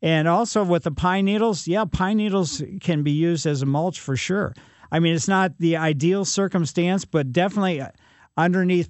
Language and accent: English; Ellisville, Missouri, United States; Growing up in Ellisville, we had chipmunks underneath our front porch